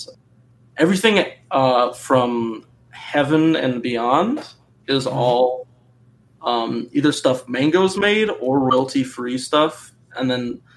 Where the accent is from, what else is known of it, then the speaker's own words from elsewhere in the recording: Minnesota, United States; I was born in Minnesota